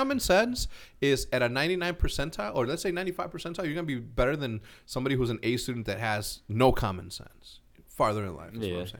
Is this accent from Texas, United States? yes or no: yes; El Paso, Texas, United States; born there; No, I was born in El Paso, Texas, which is like across the border.